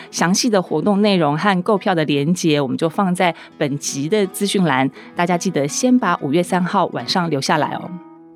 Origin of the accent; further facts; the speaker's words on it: Taipei, Taiwan; 我们是台北人啊